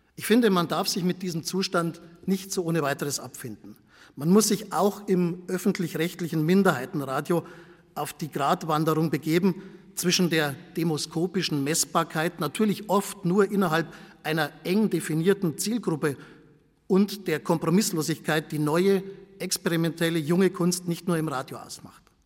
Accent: Bavaria, Germany; accent: Bavarian; Ich komme vom Bayerischen Rundfunk, wie Sie an meinem Akzent sicher unschwer erkennen können

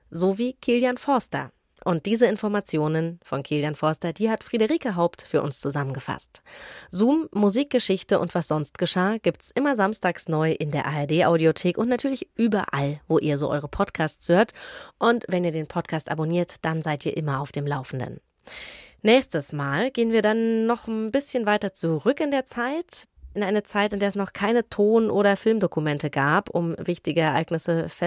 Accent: East Germany, Germany; born there; 1989, da war ich drei Jahre alt und ich bin in der DDR geboren.

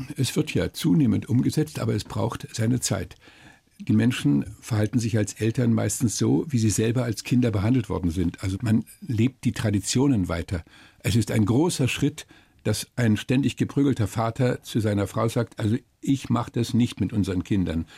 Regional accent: Germany; Bei uns in Deutschland

